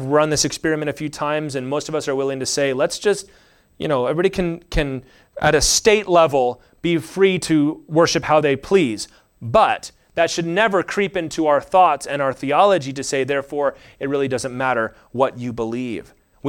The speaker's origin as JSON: {"language": "English", "country": "United States", "said": "I'm just an American, so that's kind of sprinkling all over all"}